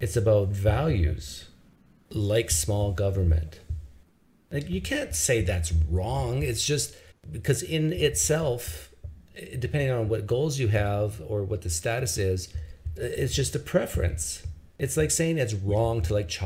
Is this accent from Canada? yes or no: yes; Canada; as a Canadian